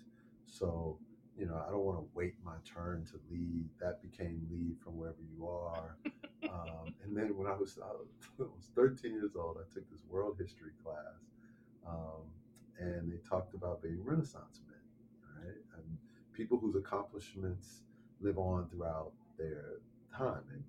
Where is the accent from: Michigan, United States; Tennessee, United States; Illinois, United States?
Illinois, United States; Chicago; I'm also born and raised in Chicago